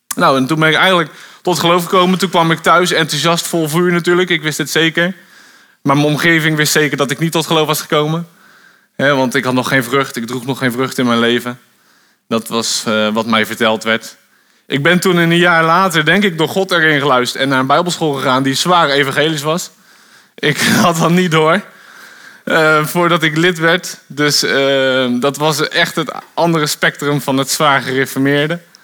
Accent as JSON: {"language": "Dutch", "town": "Bodegraven", "region": "South Holland", "country": "Netherlands", "tie": "born or raised there", "also_born_or_lived": "Gouda", "moved": "as an adult", "lives_now": "Wolvega, Netherlands", "said": "Ik ben, ehm, geboren in Gouda, vlakbij Rotterdam. Ik ben daar opgegroeid in Bodegraven."}